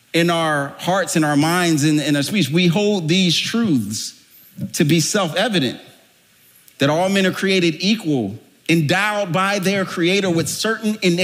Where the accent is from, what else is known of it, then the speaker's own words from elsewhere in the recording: Philadelphia, Pennsylvania, United States; moved away; I was born and raised in Philadelphia, the cradle of liberty